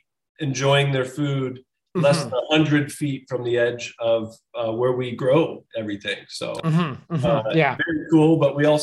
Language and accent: English; St. Paris, Ohio, United States; now in New York, United States; I was raised in Champaign County.